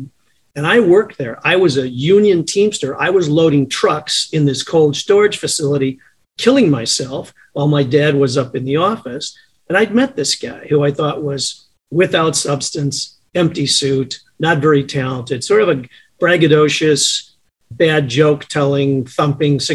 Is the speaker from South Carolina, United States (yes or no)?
no; Chicago, Illinois, United States; also born or lived in Champaign, Illinois; I was born in Chicago, grew up here until grammar school. My folks moved to a south suburb just off the southeast corner of Chicago, spent my grammar school and high school time out there